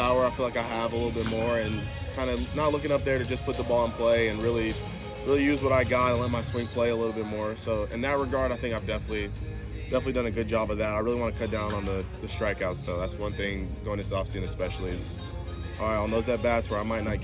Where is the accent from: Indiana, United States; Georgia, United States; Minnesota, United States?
Georgia, United States; Atlanta; growing up in Atlanta